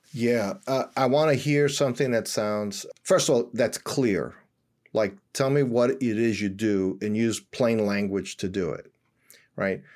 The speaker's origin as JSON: {"language": "English", "town": "New York City", "region": "New York", "country": "United States", "tie": "born or raised there", "also_born_or_lived": "suburbs outside Philadelphia", "moved": "as an adult", "lives_now": "Philadelphia area, United States", "said": "I was born and raised in Washington Heights."}